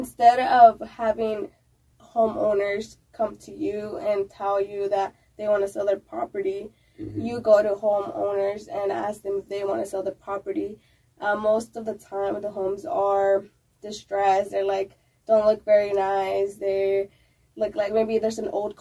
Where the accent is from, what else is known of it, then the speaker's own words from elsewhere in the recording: California, United States; moved away as an adult; now in Austin, United States; I'm from California. Mm-hmm. I moved to Austin a little bit less than 6 months ago.